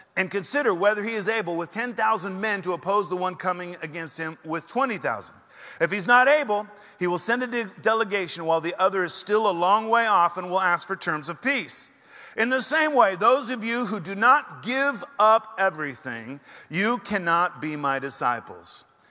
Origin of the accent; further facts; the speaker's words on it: Oregon, United States; moved away as an adult; also born or lived in Portland, Oregon; now in Texas, United States; I'm from Oregon, however, I am a refugee. And uh, I left the burning embers of Portland behind and uh, came down here